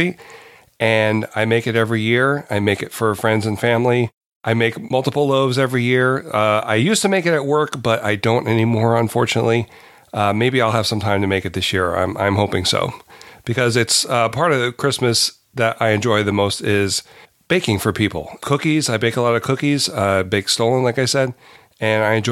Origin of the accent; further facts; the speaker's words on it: Delaware, United States; I'm from Delaware, and I am a professional baker